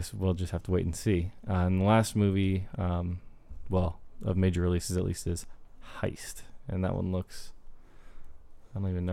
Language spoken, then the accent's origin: English; United States; I'm an American.